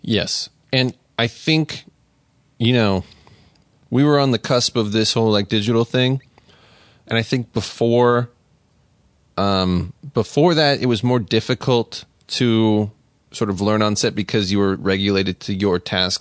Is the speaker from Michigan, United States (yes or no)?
no; Las Vegas, Nevada, United States; moved away as an adult; I grew up in Las Vegas